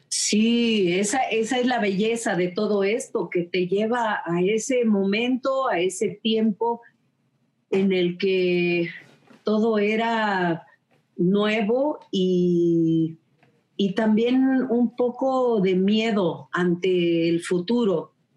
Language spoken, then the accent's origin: Spanish; Oaxaca, Mexico; nosotros como oaxaqueños